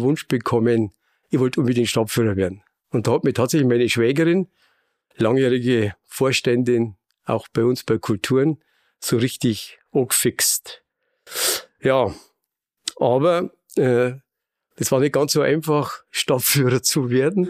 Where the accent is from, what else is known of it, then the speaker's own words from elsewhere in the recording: Bavaria, Germany; accent: Bavarian; man hört ja an meinem Dialekt, so wo bayerisch gefragt ist, da bin ich daheim.